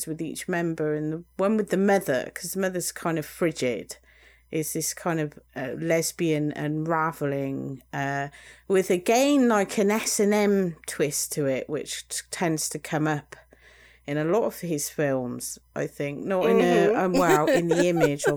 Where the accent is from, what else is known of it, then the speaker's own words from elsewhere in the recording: United Kingdom; us British